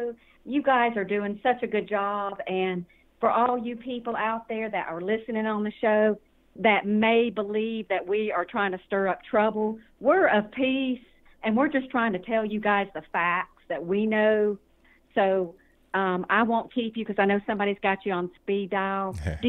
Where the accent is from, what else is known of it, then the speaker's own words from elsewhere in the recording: Georgia, United States; And I'm from Georgia, so, you know, I can't vote for anybody outside of Harrelson County